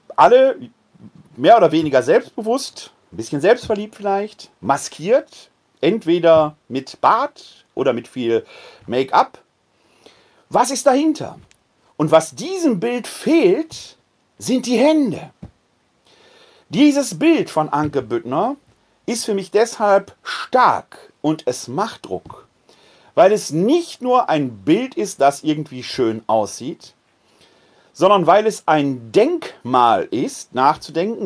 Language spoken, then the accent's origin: German; Ruhr area, North Rhine-Westphalia, Germany; now in Wuppertal, Germany; in meiner Heimat im Ruhrgebiet, Kohlemenschen